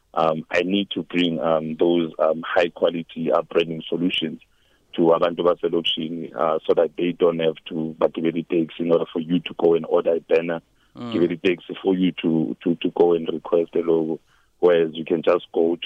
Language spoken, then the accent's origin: English; Embalenhle, Mpumalanga, South Africa; also born or lived in KwaZulu-Natal; Mbalente next to Sekunda. I basically came up here when I was 5. I was originally born in KZN, so I actually grew up here.